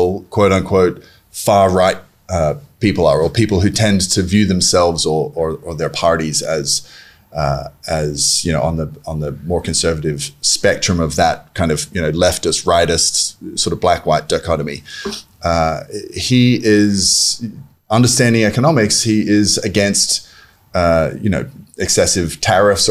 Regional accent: Australia; now in Buenos Aires, Argentina; I'm Australian

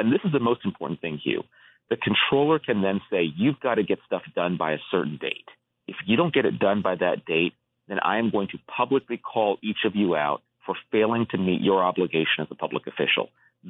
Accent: Rowland Heights, California, United States; also born or lived in North Carolina / Massachusetts; I grew up in California. I grew up in Southern California. I live in California now.

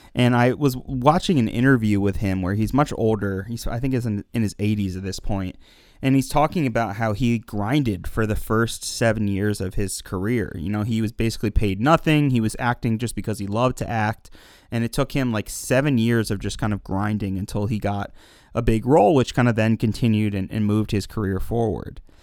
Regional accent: Pennsylvania, United States; I'm from Pennsylvania, currently live in Pennsylvania, not too far from Lancaster

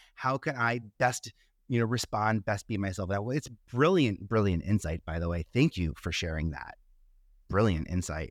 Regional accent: New York, United States; I stayed in New York, uh, I'm a New Yorker

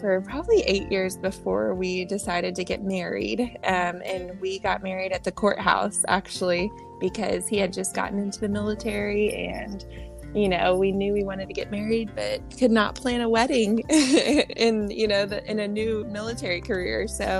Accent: Texas, United States; moved away as an adult; also born or lived in San Diego; We're both from Texas, different parts of Texas, but my husband was in the Navy. So we spent some time in San Diego

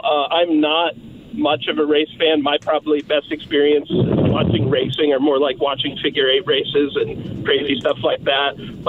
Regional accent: Indianapolis, Indiana, United States; I was born in Indianapolis. I'm 29 now

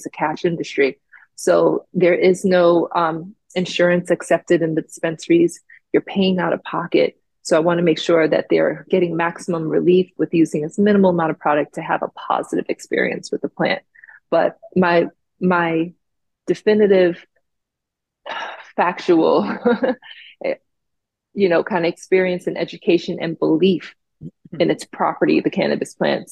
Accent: Jamaica; now in Florida, United States; Me being from Jamaica and growing up in the West Indies

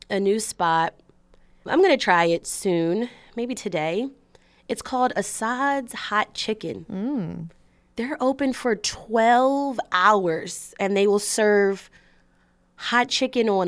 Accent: United States; you know, as an American speaking

